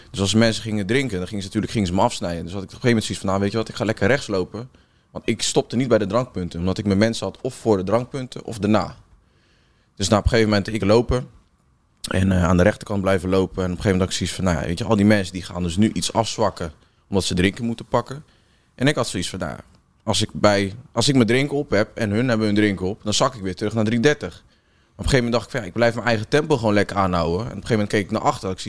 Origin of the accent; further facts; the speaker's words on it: Rotterdam, South Holland, Netherlands; Want je weet als Rotterdammer, weet je natuurlijk hoe lang het is om dat bos rond te lopen.